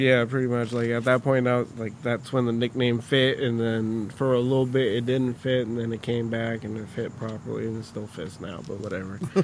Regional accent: Michoacán, Mexico; moved away; I was born here, but I was raised in Mexico, so a lot of my life was spent out in just random parts of Michoacan

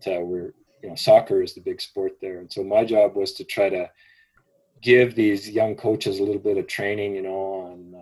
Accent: Edmonton, Alberta, Canada; also born or lived in Calgary / Kenya / Blood Reserve, Alberta; Edmonton was my home, I had been for 24 years before we moved to Calgary

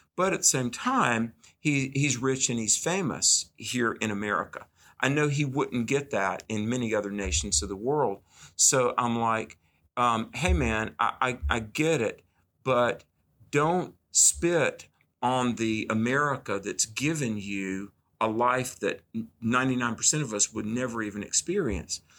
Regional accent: the South, United States; growing up in the South

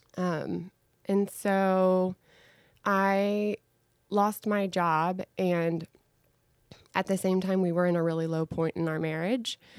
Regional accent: Dallas, Texas, United States; I am a Dallas native, grew up in this great city

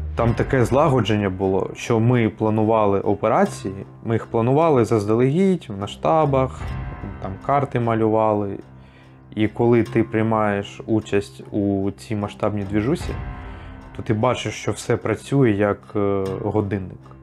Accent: Ukraine

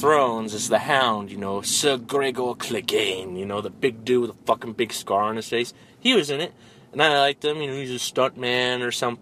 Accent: Denver, Colorado, United States; moved away; we're from Colorado and Denver

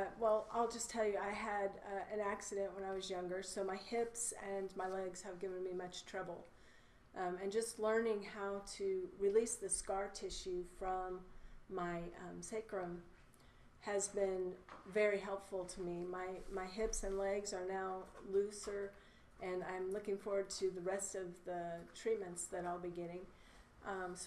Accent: Weatherford, Texas, United States; I'm from Weatherford, Texas

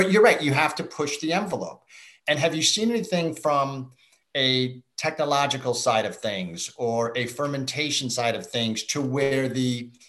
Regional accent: Chicago, Illinois, United States; I grew up in Chicago

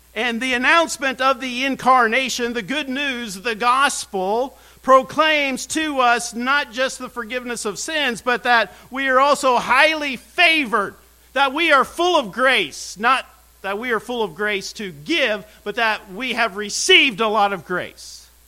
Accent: United States; I'm from Brown County. I'm not from Westminster Seminary.

